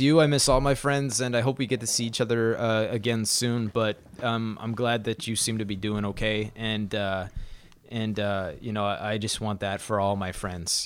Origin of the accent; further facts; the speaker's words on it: Saskatoon, Saskatchewan, Canada; I was born in Saskatoon, in Saskatchewan